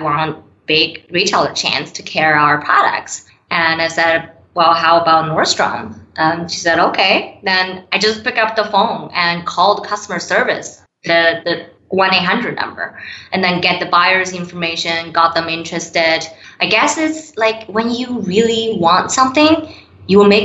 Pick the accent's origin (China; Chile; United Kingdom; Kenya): China; moved away as an adult; also born or lived in Canada; now in United States; I was born and raised in China, moved to Canada 13 years ago, then came to US in 2016